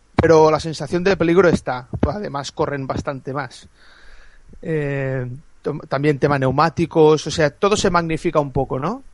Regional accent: a small village near Lleida, Catalonia, Spain; soy de, de Lleida, bueno, de un pueblecito al lado de Lleida

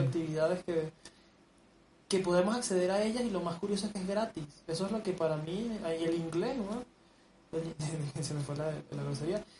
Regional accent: Venezuela; now in Mexico; nosotros somos chamos venezolanos

